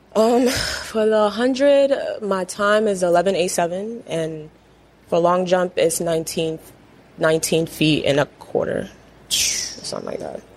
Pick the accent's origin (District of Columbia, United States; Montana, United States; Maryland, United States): Maryland, United States; Edgewood; I grew up in Edgewood, Maryland.